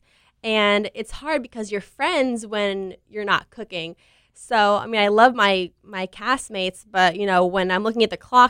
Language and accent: English; Davie, Florida, United States; We're from Davie